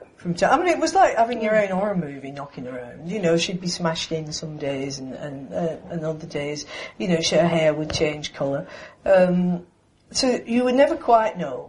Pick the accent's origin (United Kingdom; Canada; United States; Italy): United Kingdom; I'm British